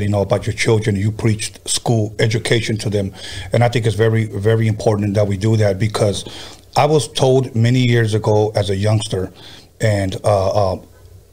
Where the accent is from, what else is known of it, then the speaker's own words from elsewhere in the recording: California, United States; I'm a Cali boy.